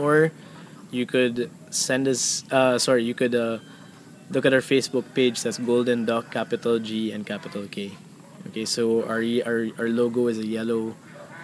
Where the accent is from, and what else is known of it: Philippines